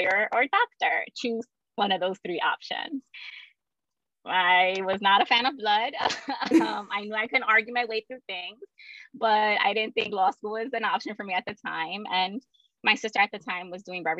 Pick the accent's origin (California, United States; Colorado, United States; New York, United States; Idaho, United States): New York, United States; New York City; I was born and raised in Brooklyn, New York